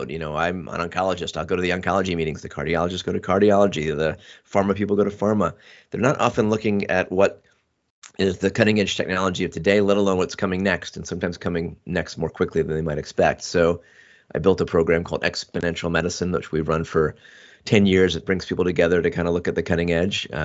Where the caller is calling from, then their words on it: Portola Valley, California, United States; I am coming from Silicon Valley, actually in Portola Valley, which is about three miles away from Stanford University.